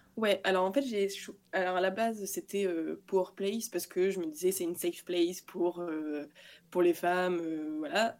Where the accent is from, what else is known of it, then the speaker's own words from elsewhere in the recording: Lille, Hauts-de-France, France; moi je viens de Lille